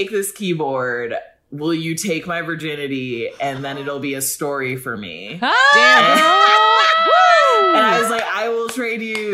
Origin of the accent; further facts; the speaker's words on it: Rockford, Illinois, United States; moved away; I grew up in Rockford, Illinois, not a big place